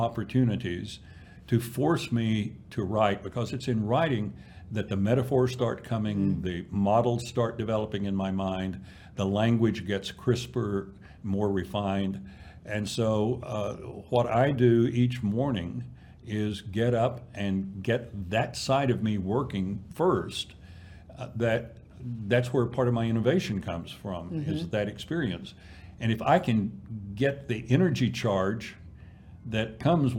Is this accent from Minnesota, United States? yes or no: no; East Texas, United States; a farm kid growing up in East Texas